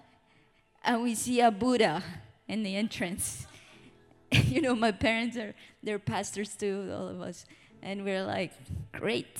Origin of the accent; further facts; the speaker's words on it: Colombia; moved away; I'm from Colombia